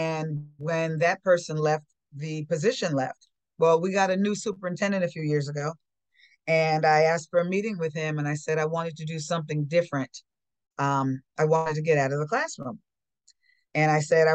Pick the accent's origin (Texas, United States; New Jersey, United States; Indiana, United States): New Jersey, United States; Englewood; also born or lived in Teaneck, New Jersey; I grew up in Englewood, which is the next town over